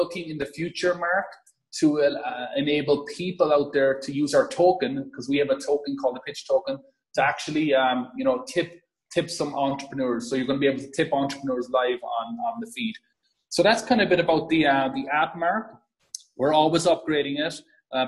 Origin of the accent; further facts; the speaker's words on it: Ireland; as you could probably hear from my accent, born and raised in a farm in Ireland.